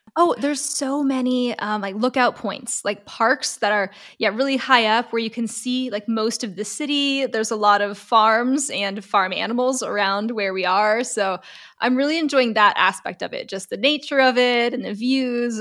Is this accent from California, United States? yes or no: yes; Los Angeles, California, United States; moved away as an adult; now in Stuttgart, Germany; I'm originally from Los Angeles, California, and I'm currently residing in Stuttgart, Germany